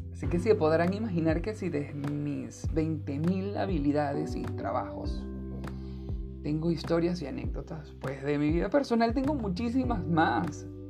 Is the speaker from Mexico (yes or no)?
no; Venezuela; soy venezolano